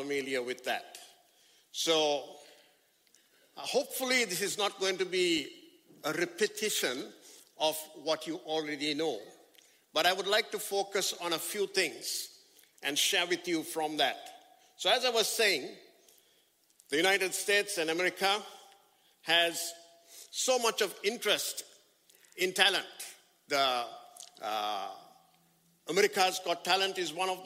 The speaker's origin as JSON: {"language": "English", "country": "Sri Lanka", "said": "I come from Sri Lanka, and that's exactly 12 hours and 30 minutes away from here"}